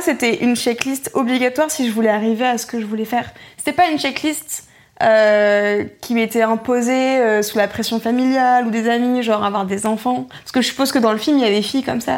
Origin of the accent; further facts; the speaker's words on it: Roubaix, Hauts-de-France, France; j'ai grandi à Roubaix